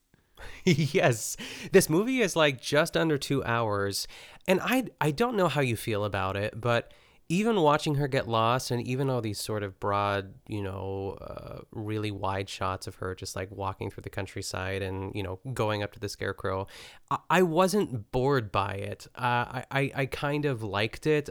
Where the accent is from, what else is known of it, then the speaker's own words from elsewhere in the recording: United States; we're American